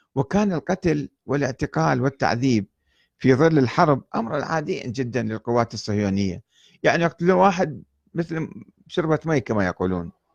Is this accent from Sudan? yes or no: no; Iraq; moved away; also born or lived in Lebanon / Iran